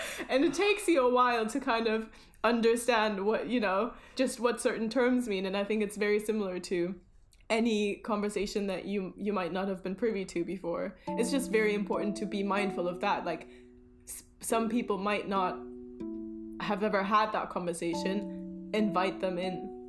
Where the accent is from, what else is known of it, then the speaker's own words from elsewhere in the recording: Germany; now in London, United Kingdom; usually in Germany, everybody would be like, "Where are you from?" and I would be like, "I am from here.